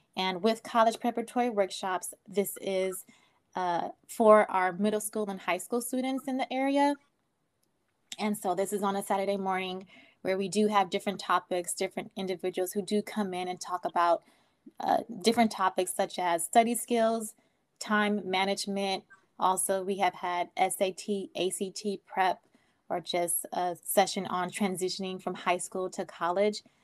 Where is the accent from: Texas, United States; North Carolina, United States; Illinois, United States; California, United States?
California, United States; Oakland; I grew up in Oakland.